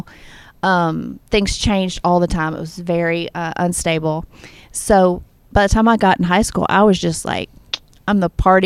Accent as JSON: {"language": "English", "region": "the South", "country": "United States", "tie": "born or raised there", "said": "I was raised in the South"}